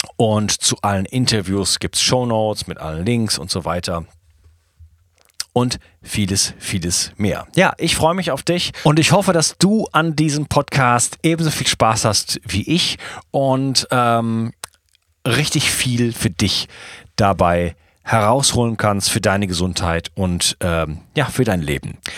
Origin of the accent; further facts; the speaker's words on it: Wuppertal, North Rhine-Westphalia, Germany; moved away as an adult; also born or lived in Spain; now in France; ich komme aus Deutschland, Wuppertal, bin ich geboren und wohne aber seit geschätzt 15 Jahren nicht mehr in Deutschland